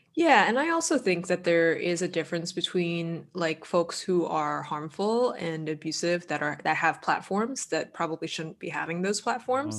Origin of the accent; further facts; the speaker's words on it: Boston, Massachusetts, United States; I'm from Boston